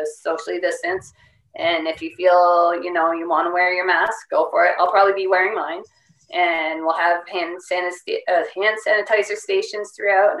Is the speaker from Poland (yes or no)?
no; Canada; I'm Canadian and I'm too old